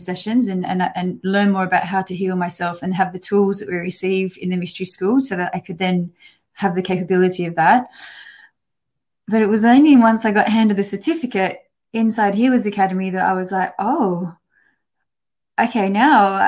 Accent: Australia; moved away as an adult; now in United Kingdom; So I'm an Australian, and I've been living in the UK now for over 14 years

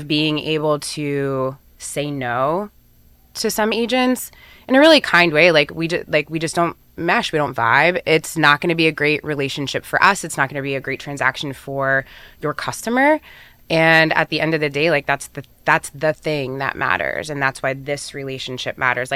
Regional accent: Erie, Pennsylvania, United States; moved away; I grew up in Erie

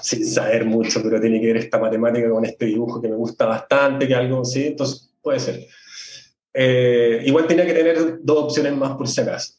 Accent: Santiago, Santiago Metropolitan Region, Chile; soy mm, floridano eh, de Santiago

